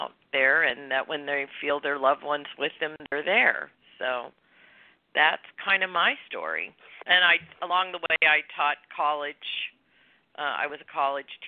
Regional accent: Illinois, United States; moved away as an adult; also born or lived in Ohio / Santa Barbara, California; now in California, United States; I was born in Ohio, grew up in Illinois. I moved to California to go to school

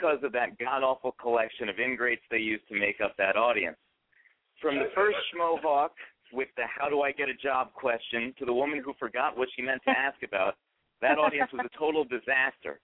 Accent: Long Island, New York, United States; I was born on Long Island

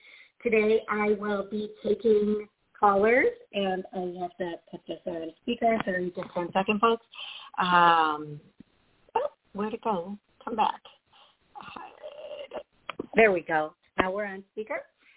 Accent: Milwaukee, Wisconsin, United States; Hey, BR from Milwaukee. Hey, that's awesome. Thank you. I'm a fellow Milwaukeean.

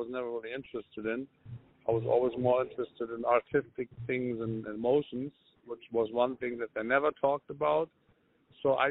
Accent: Lübeck, Schleswig-Holstein, Germany; moved away; I was born in Germany, but where in Germany? In a small, I mean not small, but medium-sized city called Lübeck

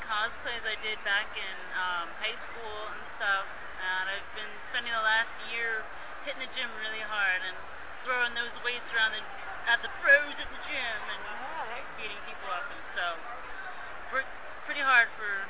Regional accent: Phoenix, Arizona, United States; born or raised there

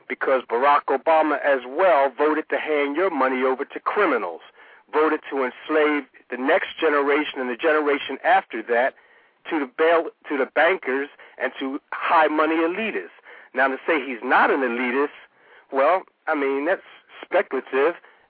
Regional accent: United States; moved away as an adult; now in Japan; I left America when Bush was elected, so I've been out of America for about 7 years now

